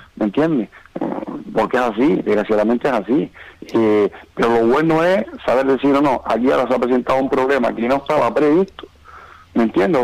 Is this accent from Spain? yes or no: yes; Moya, Canary Islands, Spain; now in Lanzarote, Spain; soy de Moya